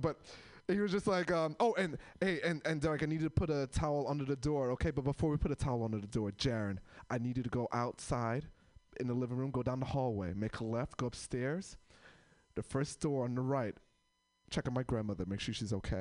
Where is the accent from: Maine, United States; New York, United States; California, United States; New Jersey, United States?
New York, United States; now in Portland, United States; I'm from New York